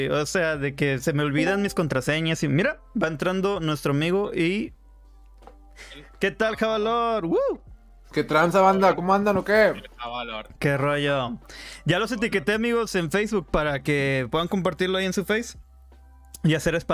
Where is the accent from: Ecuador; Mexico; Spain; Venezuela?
Mexico; Como cualquier, como buen mexicano de una colonia este, de este, acá ruda, güey.